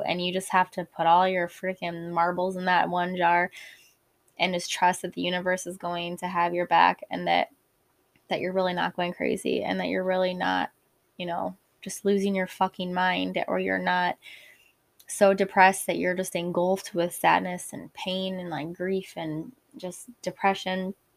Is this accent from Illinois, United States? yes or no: yes; Illinois, United States; I'm from the Midwest in Illinois